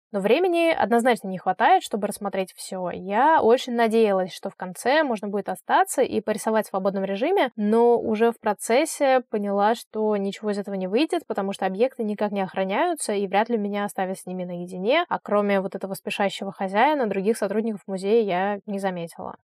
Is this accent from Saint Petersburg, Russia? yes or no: yes; Saint Petersburg, Russia; для человека из Петербурга